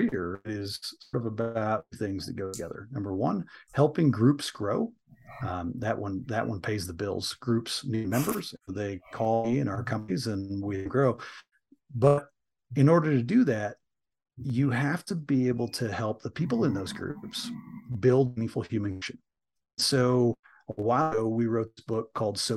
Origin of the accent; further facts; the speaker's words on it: Michigan, United States; I grew up in Michigan, grew up in a small working class town in Michigan